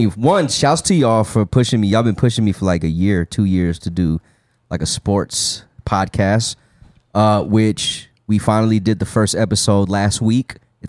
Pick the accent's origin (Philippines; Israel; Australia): Philippines; born there; I was born in the Philippines.